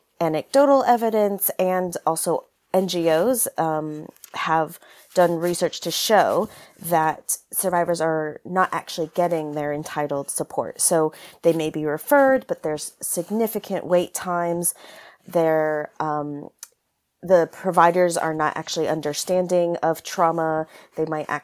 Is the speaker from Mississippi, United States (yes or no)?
no; California, United States; now in United Kingdom; I'm originally from California, but now based in the UK